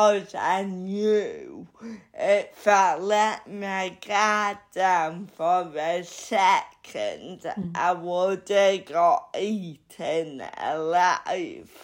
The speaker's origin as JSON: {"language": "English", "town": "Bridlington", "region": "Yorkshire and the Humber", "country": "United Kingdom", "tie": "born or raised there", "moved": "as an adult", "lives_now": "London, United Kingdom", "said": "I like Bridlington. It will always be my hometown, but it is small-minded"}